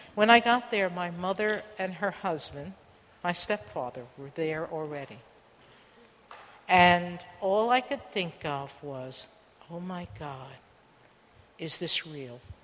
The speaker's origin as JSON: {"language": "English", "town": "New York City", "region": "New York", "country": "United States", "tie": "born or raised there", "said": "the lesson I grew up with in the Bronx"}